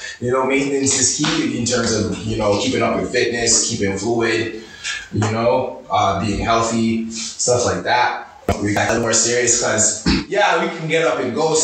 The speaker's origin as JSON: {"language": "English", "town": "Toronto", "region": "Ontario", "country": "Canada", "tie": "born or raised there", "also_born_or_lived": "Moncton, New Brunswick / Miramichi, New Brunswick", "said": "I grew up in Toronto"}